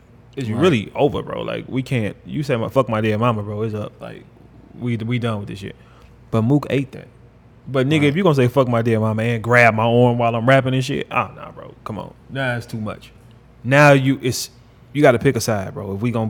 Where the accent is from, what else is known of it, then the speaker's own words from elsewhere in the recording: New York City, New York, United States; When you on 106 Park, you see I'm from New York City. I'm the only person here.